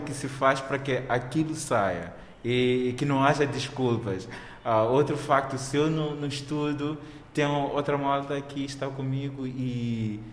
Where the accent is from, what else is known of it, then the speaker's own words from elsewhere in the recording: Mozambique; como moçambicano